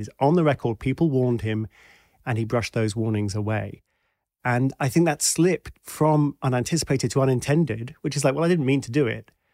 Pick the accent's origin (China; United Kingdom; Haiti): United Kingdom; also born or lived in Washington, D.C.; I'm British